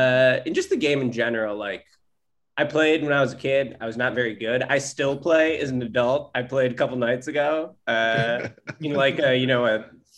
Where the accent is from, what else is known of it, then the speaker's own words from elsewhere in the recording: Orland Park, Illinois, United States; also born or lived in Chicago; I was raised in the suburbs. So I grew up in Orland Park, which is a southwest suburb about 45 minutes away. And I've been in the city now for like 13 or 14 years